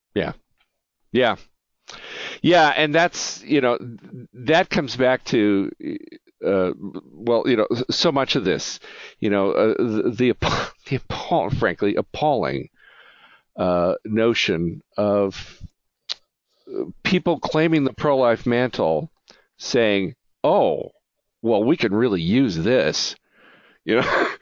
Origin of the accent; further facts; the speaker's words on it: United States; as an American